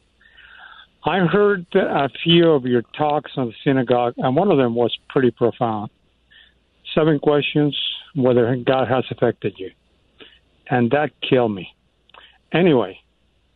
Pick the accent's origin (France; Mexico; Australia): Mexico; now in United States; I was born in Mexico.